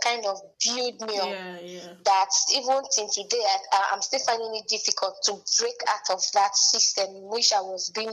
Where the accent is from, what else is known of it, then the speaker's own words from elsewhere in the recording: Benin City, Edo, Nigeria; where I was growing up in Benin